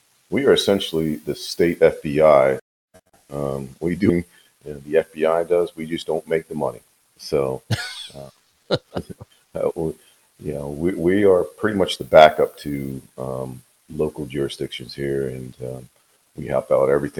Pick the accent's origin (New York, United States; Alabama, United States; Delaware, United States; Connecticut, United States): Delaware, United States; New Castle County; moved away as an adult; also born or lived in Ocean City, Maryland; now in Georgia, United States; I'm originally, you know, from Newcastle County, Delaware, and served there as a police officer